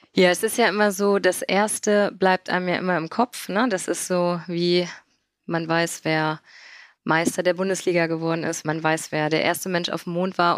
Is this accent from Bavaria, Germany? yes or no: no; Mönchengladbach, North Rhine-Westphalia, Germany; Ich komme aus dem wunderschönen Mönchengladbach am Niederrhein. Und ja, da lebe ich